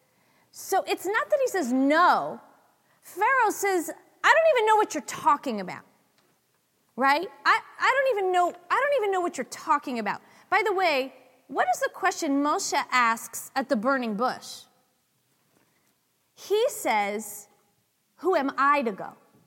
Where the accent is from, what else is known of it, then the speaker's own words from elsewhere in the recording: San Francisco, California, United States; I'm from San Francisco